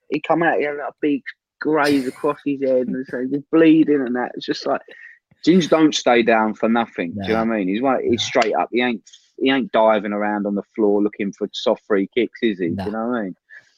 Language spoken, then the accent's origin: English; England, United Kingdom; I never grew up in like Argentina. I grew up in England.